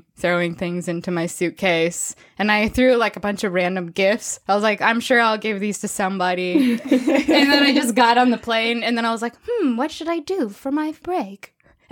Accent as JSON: {"language": "English", "region": "Minnesota", "country": "United States", "moved": "as an adult", "lives_now": "Nepal", "said": "I'm from Minnesota."}